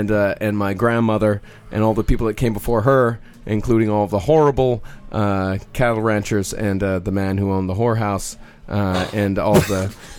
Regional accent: Rochester, Texas, United States; my hometown of Rochester, Texas.

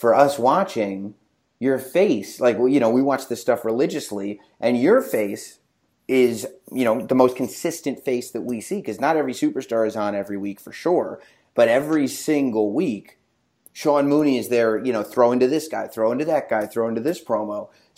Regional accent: England, United Kingdom; So I grew up in England for kind of the formative.

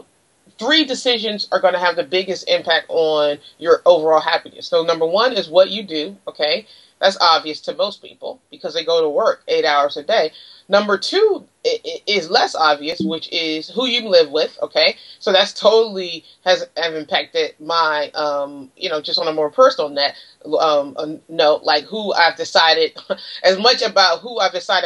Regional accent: Washington, District of Columbia, United States; moved away; I'm originally from Washington, D.C.

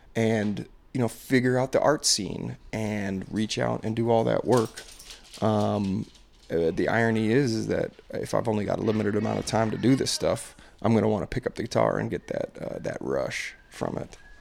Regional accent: Maryland, United States; I'm from Maryland

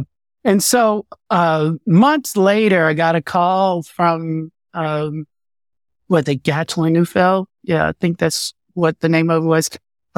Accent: Fort Worth, Texas, United States; Then I started dancing in a modern company in Dallas, Texas. I'm from Fort Worth, Texas, by the way.

